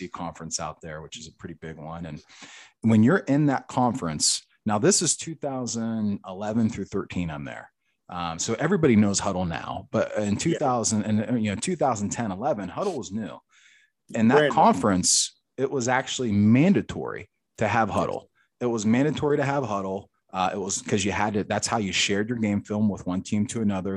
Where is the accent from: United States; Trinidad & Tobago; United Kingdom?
United States; St. Clairsville, Ohio; moved away as an adult; also born or lived in Pittsburgh / Cincinnati; now in South Carolina, United States; growing up in the Ohio Valley, St. Clairsville